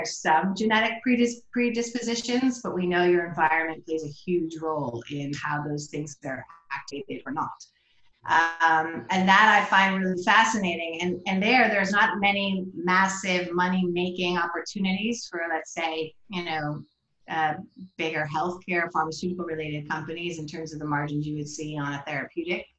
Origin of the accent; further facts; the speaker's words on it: United States; moved away as an adult; also born or lived in New York; now in Amsterdam, Netherlands; being an American in Amsterdam